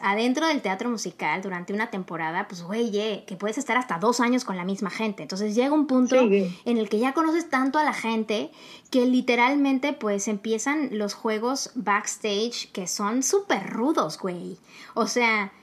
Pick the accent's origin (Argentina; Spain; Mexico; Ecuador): Mexico